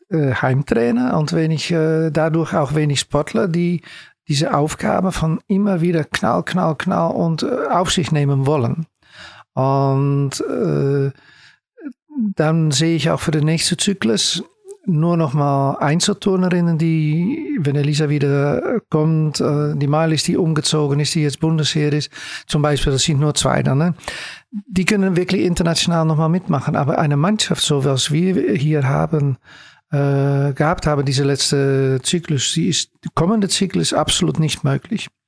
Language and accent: German; The Hague, South Holland, Netherlands; German is a second language; Ja, okay, ich komme aus Den Haag. Okay. Das ist Holland.